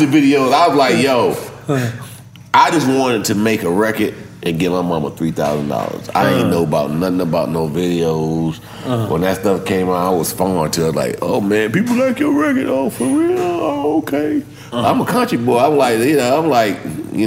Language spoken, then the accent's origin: English; Virginia, United States; I'm from Virginia.